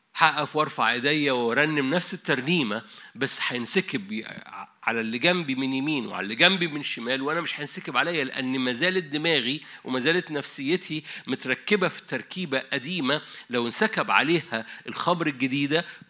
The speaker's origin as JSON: {"language": "Arabic", "country": "Egypt", "said": "عندنا في مصر"}